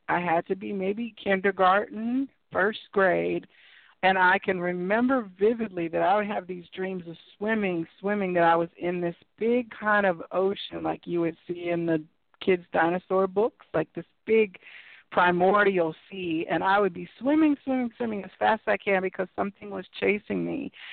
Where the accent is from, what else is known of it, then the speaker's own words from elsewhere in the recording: Midwest, United States; I grew up in the in the Midwest in like rural areas